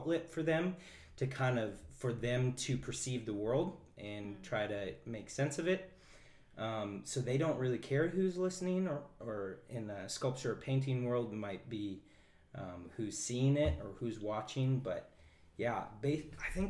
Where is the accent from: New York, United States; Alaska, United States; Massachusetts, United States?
Alaska, United States; Kenai; I'm from Kenai